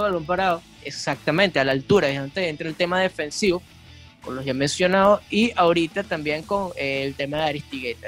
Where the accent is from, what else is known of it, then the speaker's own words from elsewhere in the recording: Venezuela; nosotros también como venezolanos